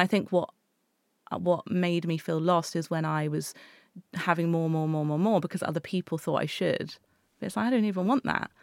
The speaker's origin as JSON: {"language": "English", "town": "Exeter", "region": "South West England", "country": "United Kingdom", "tie": "born or raised there", "said": "I grew up in Exeter."}